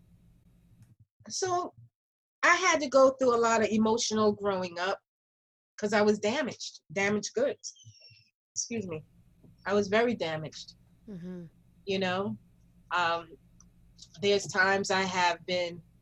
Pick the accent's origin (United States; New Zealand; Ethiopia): United States; New York City, New York; growing up in Greenwich Village